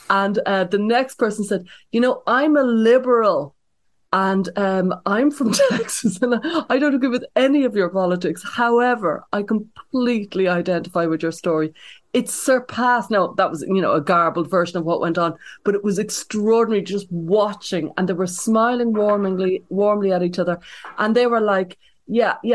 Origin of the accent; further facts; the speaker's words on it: Ireland; now in United States; because I came over from Ireland, I'm always been kind of impressed upon about the you know the cultural, political polarization that's going on in America